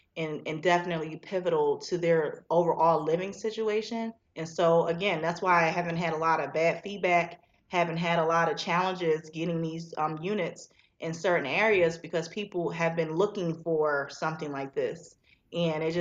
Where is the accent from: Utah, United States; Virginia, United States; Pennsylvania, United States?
Pennsylvania, United States; Philadelphia; now in Macon, United States; I'm from Philadelphia, so I have an office there as well